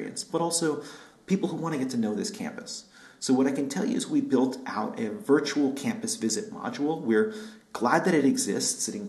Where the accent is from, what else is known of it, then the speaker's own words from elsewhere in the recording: New York, United States; now in Berkeley, United States; I'm born and raised in New York